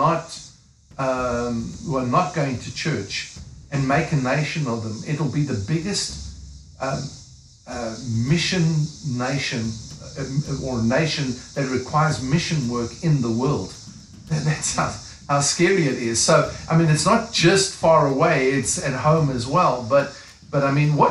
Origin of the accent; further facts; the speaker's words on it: South Africa; moved away; I'm African, you know, I'm from South Africa. That's why I've got a funny accent